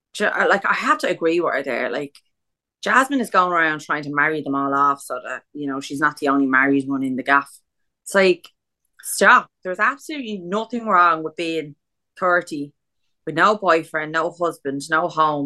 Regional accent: Ireland; we're like Irish

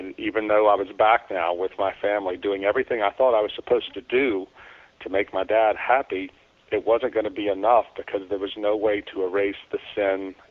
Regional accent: South Louisiana, United States; moved away as an adult; my hometown in South Louisiana

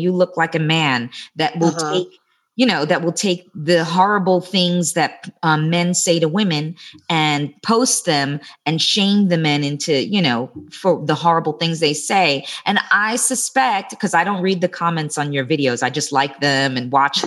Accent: New York, United States; I'm a New Yorker

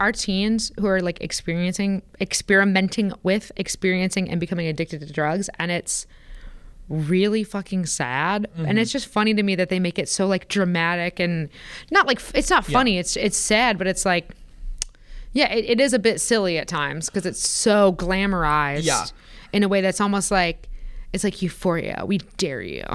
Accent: Porter County, Indiana, United States; I grew up in Porter County

